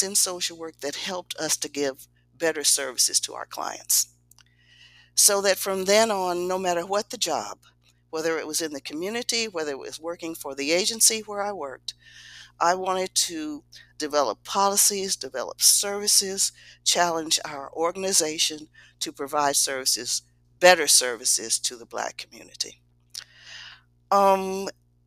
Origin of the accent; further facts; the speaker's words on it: Kansas City, Missouri, United States; I was born in Kansas City, Missouri, a child of segregation. I started off in a little community of Black people